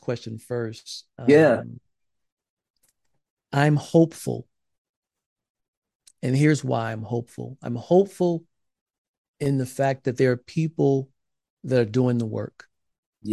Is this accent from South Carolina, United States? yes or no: yes; South Carolina, United States; I grew up in South Carolina